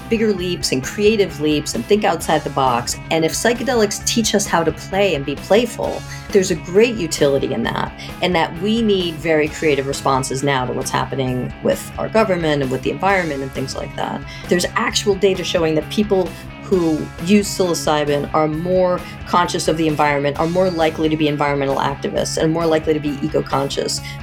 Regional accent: outside of Boston, Massachusetts, United States; I grew up outside of Boston

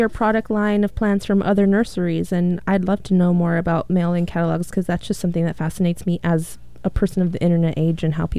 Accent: California, United States; moved away

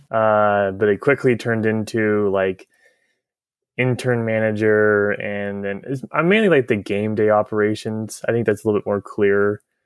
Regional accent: Tigard, Oregon, United States; I grew up in Tiger. I went to school at Tualatin High School

